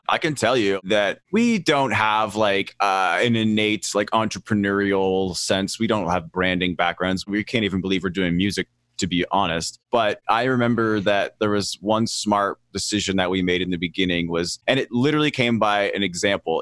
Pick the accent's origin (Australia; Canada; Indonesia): Canada; Lower Sackville, Nova Scotia; now in Los Angeles, United States; I grew up in a real slum called Lower Sackville.